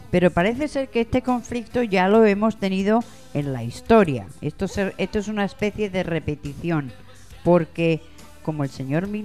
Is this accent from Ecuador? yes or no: yes; Ecuador; Eh, soy de Ecuador.